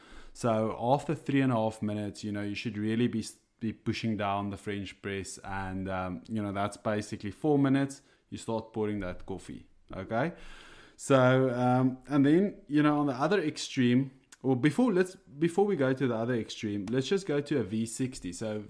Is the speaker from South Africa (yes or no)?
yes; South Africa; first language Afrikaans; English is a second language; now in Ireland; For all those out there, I am an Afrikaans guy. So this is definitely not my my first language, but I here in Ireland, I have adjusted a bit.